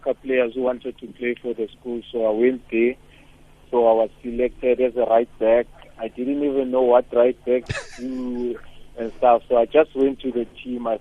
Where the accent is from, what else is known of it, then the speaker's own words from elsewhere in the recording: Johannesburg, Gauteng, South Africa; I'm from Ivory Park. I'm born by a South African mother who is married to a Nigerian father